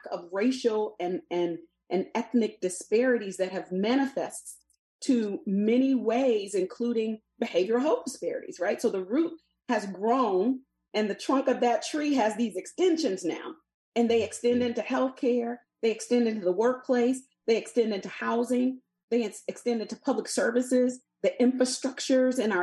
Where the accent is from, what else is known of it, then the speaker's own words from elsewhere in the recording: the South, United States; a person growing up in the South